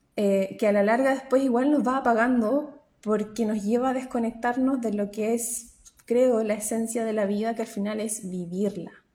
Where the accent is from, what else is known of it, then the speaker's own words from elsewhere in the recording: Chile; moved away as an adult; now in New Zealand; soy chilena y trabajo como psicóloga a través de Internet, psicóloga online eh, desde Nueva Zelanda